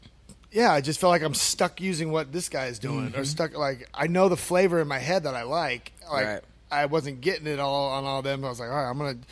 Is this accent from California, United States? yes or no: yes; California, United States; It's cool like feeling, because I came from California where, you know, everything's been set and done.